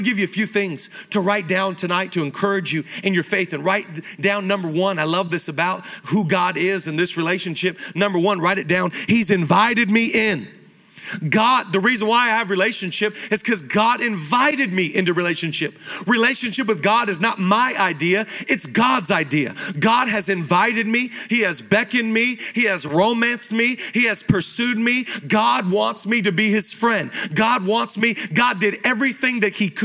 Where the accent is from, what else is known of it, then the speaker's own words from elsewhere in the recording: Seattle, Washington, United States; I grew up in Seattle, Washington area